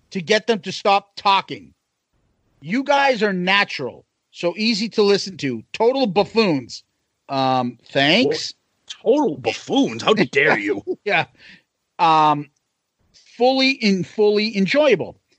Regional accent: New York, United States; Yeah, I'm from New York too.

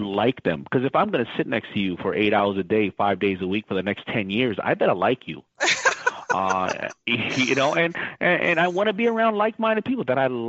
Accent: New York City, New York, United States; I was growing up in Hollis, Queens, where it was lower middle class

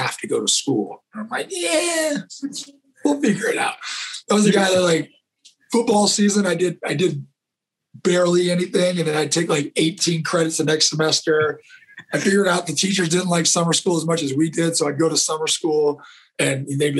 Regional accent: California, United States; moved away as an adult; also born or lived in Pocatello, Idaho; growing up in California

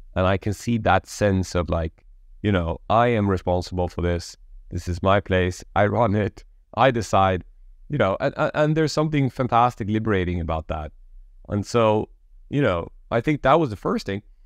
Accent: Sweden; I'm an immigrant kid, Polish background, born and raised in Sweden.

